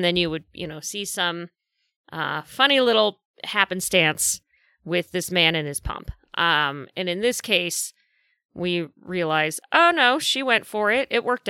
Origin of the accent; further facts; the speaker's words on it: Manhattan, New York, United States; I grew up in Manhattan.